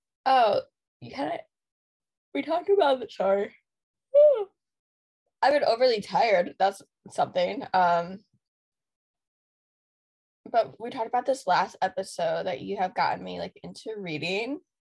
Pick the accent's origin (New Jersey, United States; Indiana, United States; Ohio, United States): Ohio, United States; near Kent; we're from Kent because that's the only way to describe where we're